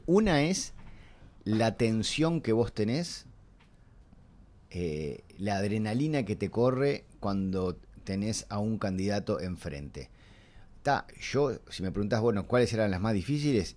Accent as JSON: {"language": "Spanish", "region": "Montevideo", "country": "Uruguay", "tie": "born or raised there", "said": "yo soy de Punta Carretas y mi infancia es ir durante el verano al Sporting"}